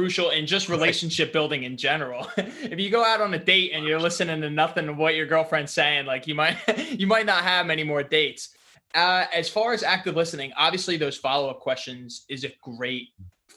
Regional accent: United States; I'm from New York, New Jersey

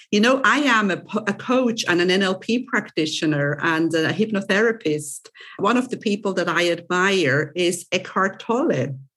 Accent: Switzerland; accent: Swiss; English is a second language; now in Cyprus; my um, accent is mixed because I'm originally from Switzerland, but I do not have a very I, I, do have a Swiss accent, obviously, obviously, but not as typical as a typical Swiss would have because I'm I live in Cyprus

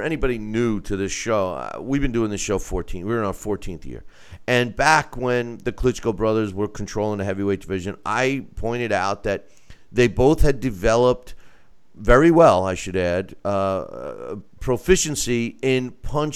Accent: United States; I'm an American

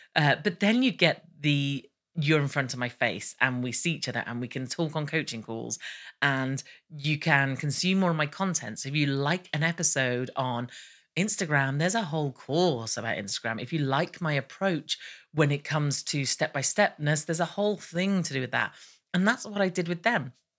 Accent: United Kingdom; I'm British

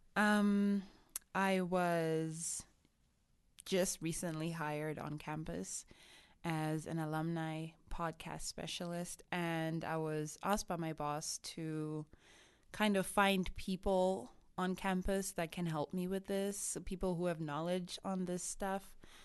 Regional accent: Harare, Zimbabwe; first language Shona; English is a second language; moved away as an adult; also born or lived in South Africa / England; now in United States; I'm originally from Zimbabwe, in Harare. That's where I grew up

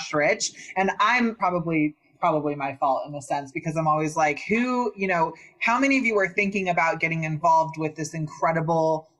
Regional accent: Northern California, United States; also born or lived in Santa Cruz, California / Humboldt County, California; I was born in Santa Cruz, grew up in Northern California

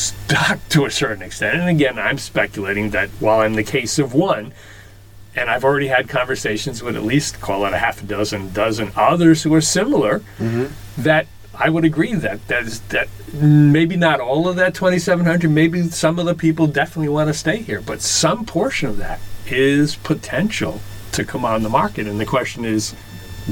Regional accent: Rhode Island, United States; also born or lived in New Jersey; now in Massachusetts, United States; we grew up in Rhode Island

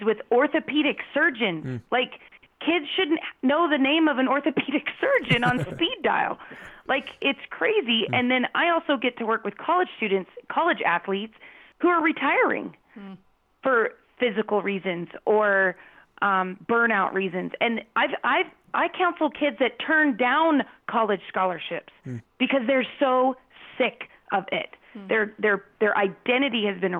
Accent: Phoenix, Arizona, United States; I grew up in Phoenix

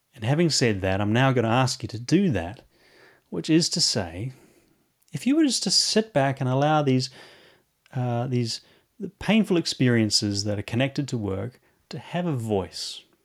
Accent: New Zealand; now in London, United Kingdom; Coming from New Zealand and living here in London, um, I, I am from the Antipodes, uh, Antipodean

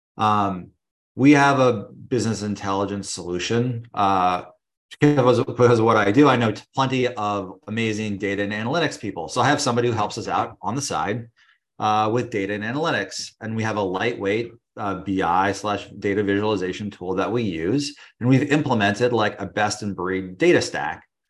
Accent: California, United States; moved away as an adult; now in New York, United States; I'm originally from California, but now I've been living in New York for about ten years

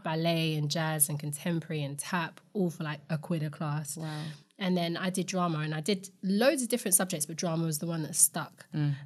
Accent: London, United Kingdom; I grew up in Camden

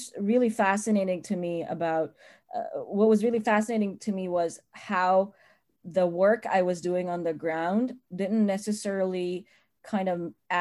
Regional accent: United Arab Emirates; moved away as an adult; also born or lived in Pakistan; now in California, United States; I'm Pakistani. I was born in the Middle East. I grew up in the United Arab Emirates and the UAE and different emirates within that country. Lived there for 18 years

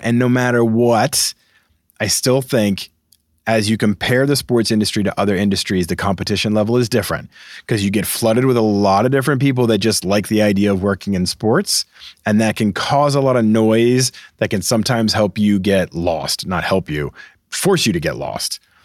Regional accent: Boston, Massachusetts, United States; I'm from Boston.

